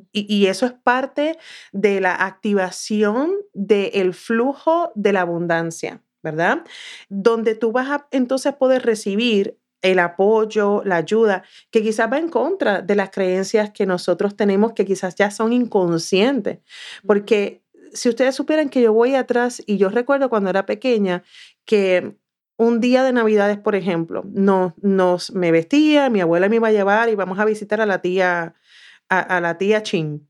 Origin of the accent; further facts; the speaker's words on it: south of Puerto Rico, Puerto Rico; moved away as an adult; now in United States; no tan solo soy de Puerto Rico, es que soy del sur de Puerto Rico